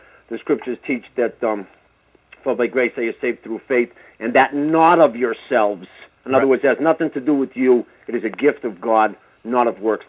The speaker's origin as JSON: {"language": "English", "town": "Boston", "region": "Massachusetts", "country": "United States", "said": "I'm from Boston."}